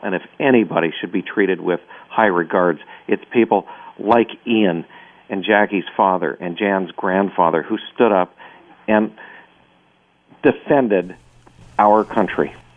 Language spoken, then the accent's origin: English; Canada; I'm the only guy on this program today that was born in Canada